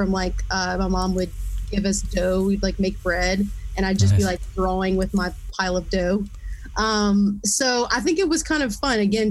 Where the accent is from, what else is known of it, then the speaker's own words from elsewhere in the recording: Lafayette, Louisiana, United States; also born or lived in Eunice, Louisiana; I grew up in Lafayette